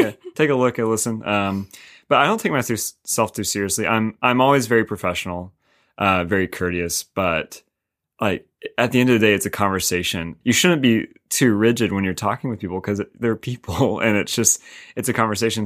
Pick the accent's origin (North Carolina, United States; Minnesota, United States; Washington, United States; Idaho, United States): North Carolina, United States; Winston-Salem; now in Raleigh, United States; I'm from Winton Salem